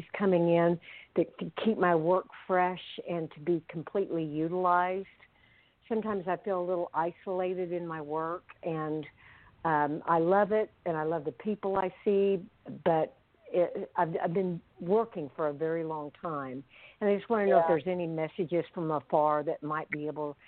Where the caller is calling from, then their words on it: Oklahoma City, Oklahoma, United States; I'm calling from Oklahoma City.